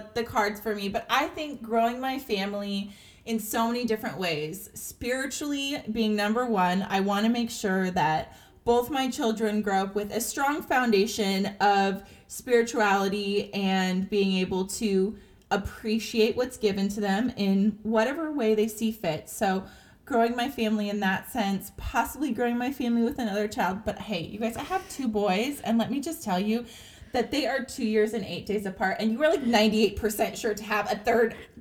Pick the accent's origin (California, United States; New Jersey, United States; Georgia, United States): California, United States; San Diego; now in Texas, United States; I'm born and raised in Southern California, in San Diego